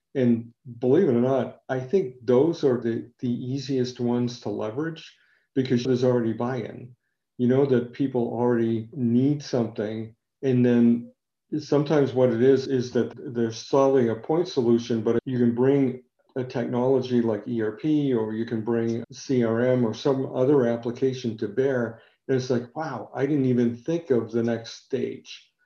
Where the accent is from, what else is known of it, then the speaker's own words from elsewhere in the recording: New England, United States; I am from New England